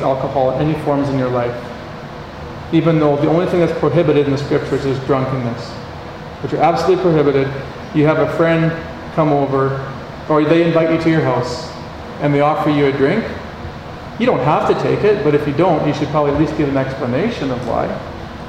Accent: Canada; I'm from Canada

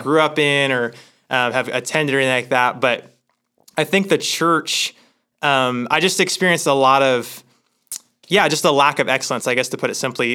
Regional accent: Hermiston, Oregon, United States; moved away as an adult; also born or lived in Sacramento, California; I grew up in Hermiston, Oregon

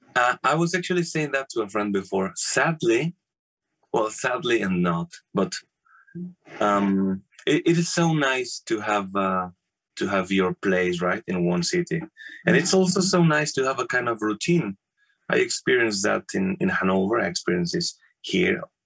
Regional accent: Morelia, Michoacán, Mexico; moved away as an adult; now in Germany; I born in Mexico in Morelia. Morelia is the capital city of the state of Michoacan, which is in the very middle of Mexico

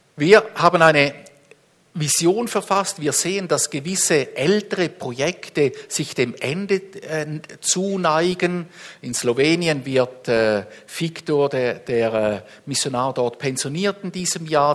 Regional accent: Switzerland; uns als Schweizer

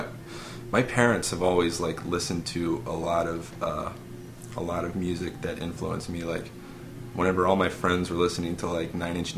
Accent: Lafayette, Louisiana, United States; moved away as an adult; also born or lived in Carencro, Louisiana; I grew up in Carncrow till I was 7, and then I lived in Lafayette till I was 19, and then I moved here.

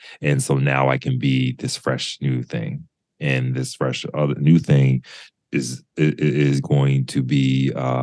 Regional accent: the South, United States; I'm not from New York, I'm from the South, and I was in the deep suburbs. Like I always say, I was buried in the suburbs growing up

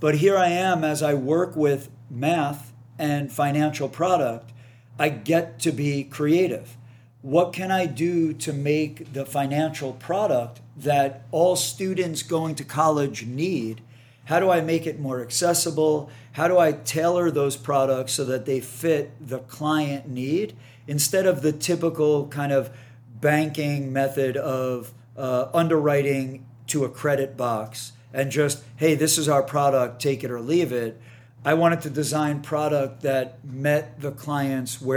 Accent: New York, United States; moved away as an adult; now in San Diego, United States; I'd only lived in New York. Right. And the grind in New York, as I'm sure many of your listeners that live in New York or have spent extended time in New York, the grind is a real thing. And I love it. I don't get me wrong. I'm a New Yorker at heart

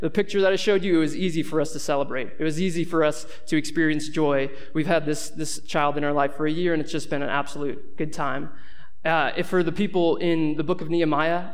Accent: Boston, Massachusetts, United States; now in Boulder, United States; I grew up in Boston, and now I'm living here in Boulder

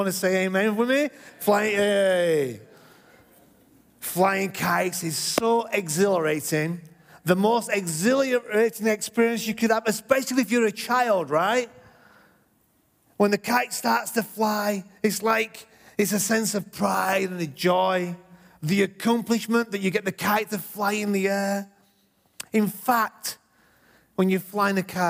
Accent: England, United Kingdom; moved away; When I was brought up in England, I lived next to a field

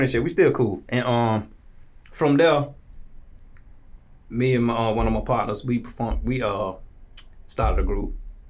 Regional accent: Tallahassee, Florida, United States; also born or lived in Jacksonville, Florida; I'm from Tallahassee. Gotcha. Okay. Yeah, born and raised.

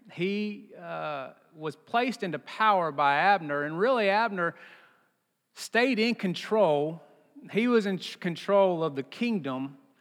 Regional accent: Texas, United States; I'm from Texas

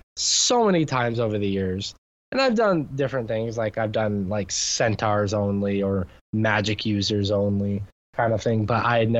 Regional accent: United States; being American

